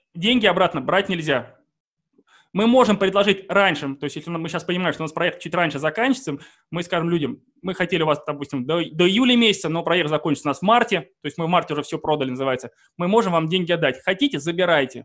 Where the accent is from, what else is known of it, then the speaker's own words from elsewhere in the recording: Saint Petersburg, Russia; я сам из Санкт-Петербурга